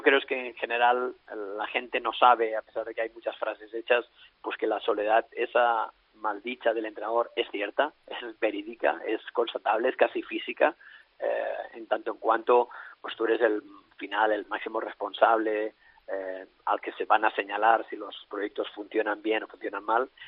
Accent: Alella, Catalonia, Spain; also born or lived in Russia; entrenar aquí en mi pueblo, en Alella

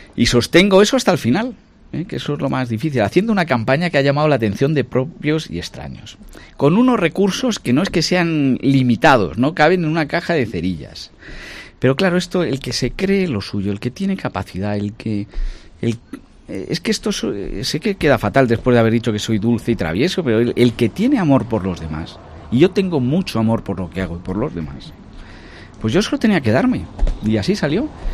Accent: Ávila, Castile and León, Spain; moved away as an adult; also born or lived in United Kingdom; yo soy medio inglés, porque me he pasado toda mi infancia, los veranos allí. Hablo inglés, mi tesis doctoral es de un inglés, tengo una cantidad de amigos ingleses tremendas y eso me lo permite el ser de Ávila. Yo nunca he perdido mis raíces

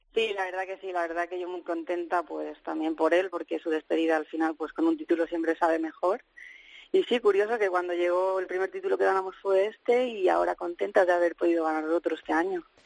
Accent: Spain; also born or lived in England; jugadora española

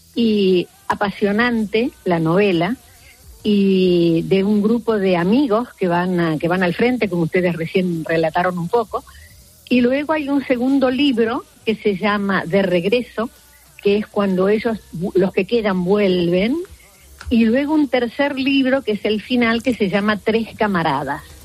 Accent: Argentina; now in Spain; Sí, soy argentina

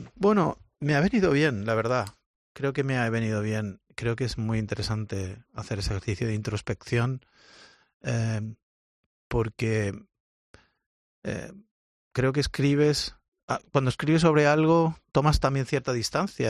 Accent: Valencia, Valencian Community, Spain; moved away as an adult; now in Molde, Norway; un tío de Valencia, del Mediterráneo, eh, esté viviendo en, en, un sitio como Molde

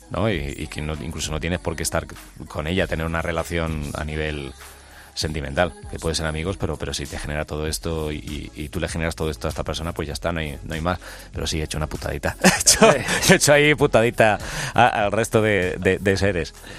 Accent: Alcalá, Spain; Yo soy de Alcalá

